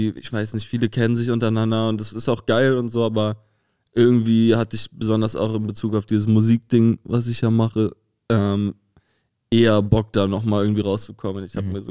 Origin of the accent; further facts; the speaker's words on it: Rostock, Mecklenburg-Vorpommern, Germany; now in Berlin, Germany; ich komme ja auch aus der Hansestadt.